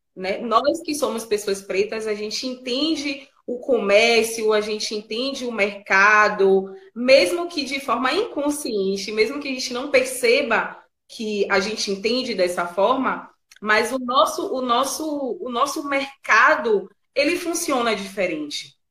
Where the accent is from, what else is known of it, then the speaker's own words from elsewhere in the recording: Bahia, Brazil; A gente é baiano, né? E a gente é baiano, é preto.